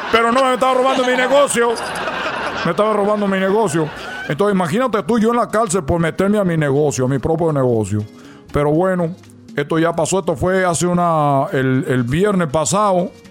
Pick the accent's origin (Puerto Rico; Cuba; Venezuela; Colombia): Cuba; le dije, primero, soy cubano